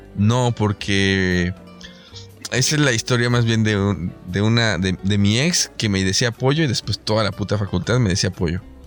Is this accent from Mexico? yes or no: yes; Mexico; estamos en México